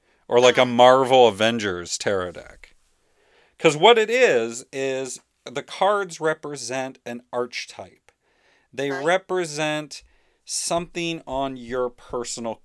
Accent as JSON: {"language": "English", "area": "Welsh", "region": "Wales", "country": "United Kingdom", "said": "my Welsh mythology, since I'm Welsh"}